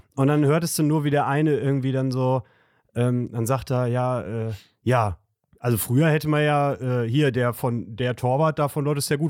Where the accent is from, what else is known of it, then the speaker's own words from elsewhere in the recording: Gütersloh, North Rhine-Westphalia, Germany; moved away; aus meiner Heimatstadt Gütersloh